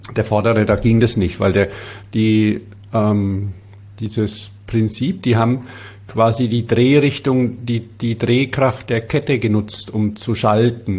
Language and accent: German; Bavaria, Germany; now in Stuttgart, Germany; als Bayer